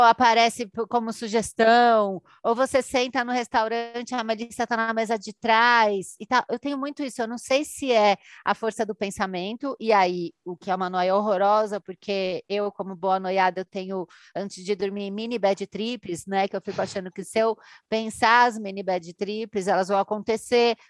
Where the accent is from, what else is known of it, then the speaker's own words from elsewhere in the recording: Brazil; a gente é aqui do Brasil